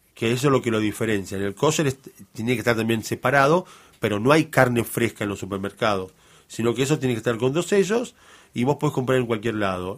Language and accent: Spanish; Argentina; Nosotros somos argentinos ya hijos de argentinos